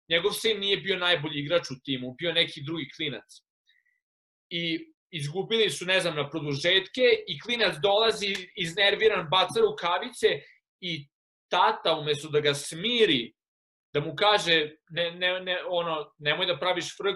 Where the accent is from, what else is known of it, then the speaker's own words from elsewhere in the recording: Serbia; moved away; sam odrastao u Srbiji u kojoj je sve takmičenje.